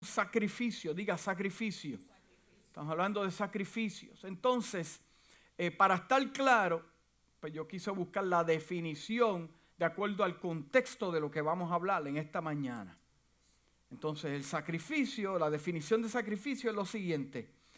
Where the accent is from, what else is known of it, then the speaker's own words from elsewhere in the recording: Puerto Rico; now in United States; Y aunque mi, familia es puertorriqueña y yo nací en Puerto Rico